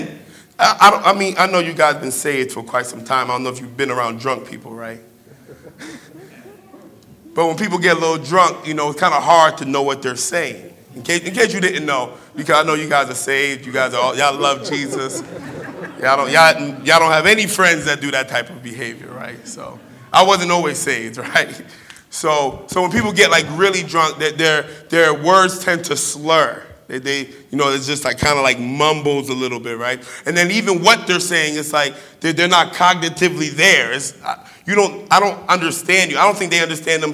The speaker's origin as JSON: {"language": "English", "region": "New Jersey", "country": "United States", "tie": "born or raised there", "also_born_or_lived": "Brooklyn", "first_language": "English", "moved": "yes", "lives_now": "Midwest, United States", "said": "I grew up in Jersey. So all I really know is English"}